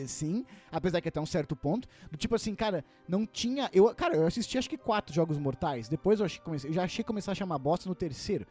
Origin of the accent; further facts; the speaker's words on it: interior of Paraná, Brazil; moved away; eu tava lá na minha cidade natal, interior do Paraná